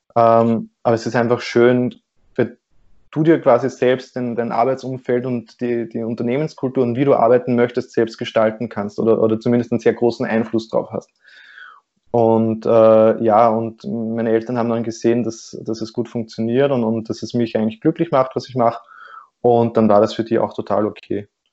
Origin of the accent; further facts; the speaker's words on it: Austria; bei uns in Österreich